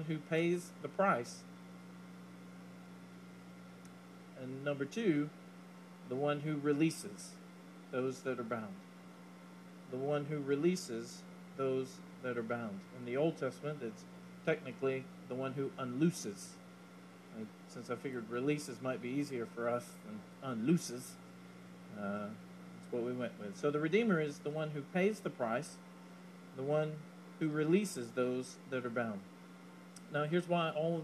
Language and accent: English; Leesville, Louisiana, United States; growing up in Leesville